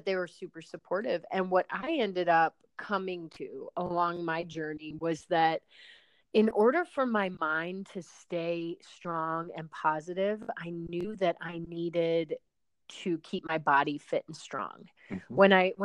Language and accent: English; Chicago, Illinois, United States; also born or lived in New Haven, Connecticut; growing up in the Chicago area